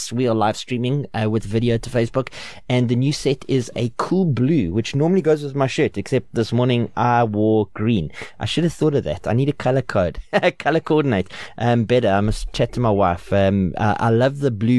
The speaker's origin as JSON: {"language": "English", "country": "South Africa", "accent": "English", "said": "I'm English"}